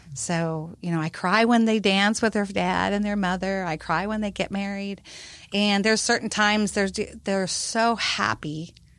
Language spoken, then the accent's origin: English; Iowa, United States; also born or lived in Hawaii; now in Texas, United States; I'm basically a little uh, Iowa girl back in Card Lake, Iowa. But uh, I've lived there, lived in Hawaii, and I've been to Texas for about 25 years.